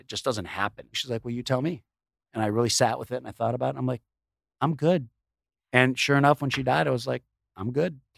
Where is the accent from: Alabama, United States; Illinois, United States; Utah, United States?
Illinois, United States; Chicago; we grew up in Chicago, in the suburbs